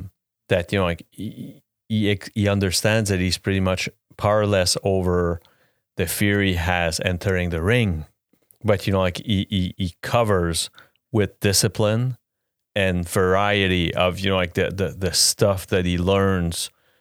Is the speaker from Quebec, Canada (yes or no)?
yes; Quebec, Canada; The GOAT, Lecky. Yeah. I'm from Quebec. He's the GOAT.